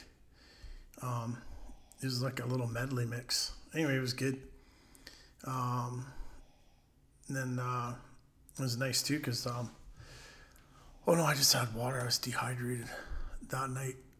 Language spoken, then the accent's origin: English; Bayfield, Ontario, Canada; When I was growing up in Bayfield, I'd fish all day